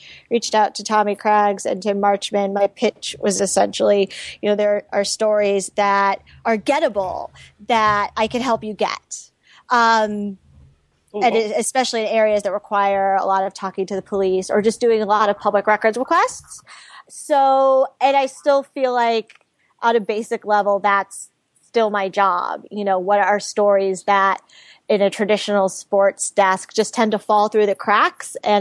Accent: Broward County, South Florida, United States; I'm from Broward County

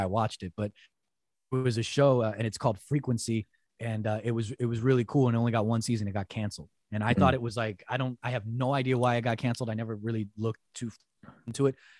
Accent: United States; Being an American

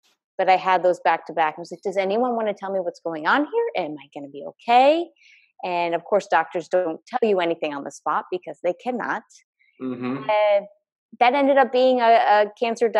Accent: Connecticut, United States; moved away; also born or lived in New York area / Boston; I grew up in Connecticut. I grew up in New York area, and then later moved to Boston

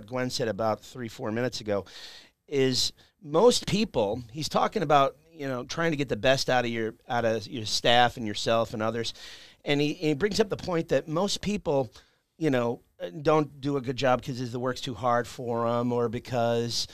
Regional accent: Chicago, Illinois, United States; I'm from Chicago.

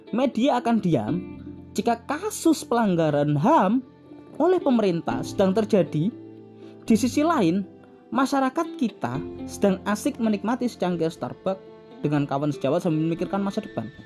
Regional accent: Java, Indonesia; dulu saya sebagai orang Jawa tidak tahu informasi apapun yang ada di Aceh saya sebagai orang Jawa waktu saya dulu waktu kecil waktu umur-umur 10 tahun

